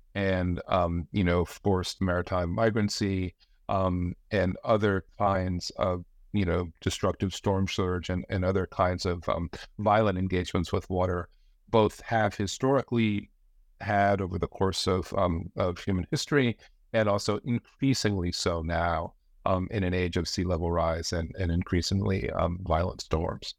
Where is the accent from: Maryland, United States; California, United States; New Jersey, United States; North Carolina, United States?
New Jersey, United States; now in Branford, United States; I grew up in the Northeast, uh, in New Jersey.